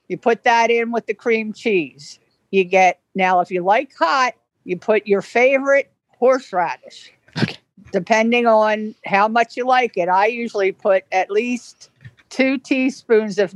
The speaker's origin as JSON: {"language": "English", "town": "Orlando", "region": "Florida", "country": "United States", "said": "I am from Orlando, Florida, the Sunshine State."}